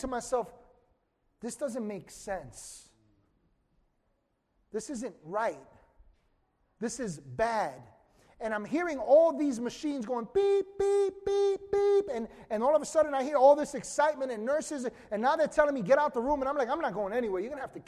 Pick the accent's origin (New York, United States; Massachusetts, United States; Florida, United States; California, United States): New York, United States; New York City; growing up in Washington Heights in some of the craziest times